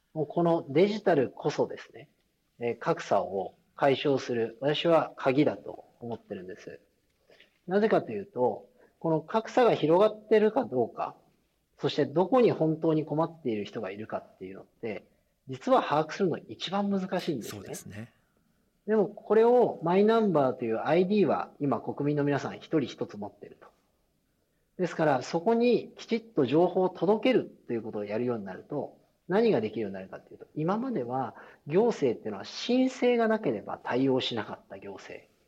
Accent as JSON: {"language": "Japanese", "region": "Hiroshima", "country": "Japan", "tie": "born or raised there", "said": "私自身も出身広島ですし"}